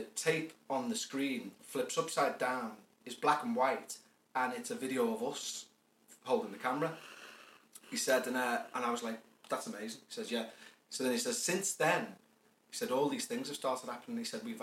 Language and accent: English; Huyton, North West England, United Kingdom; I was the only one from Highton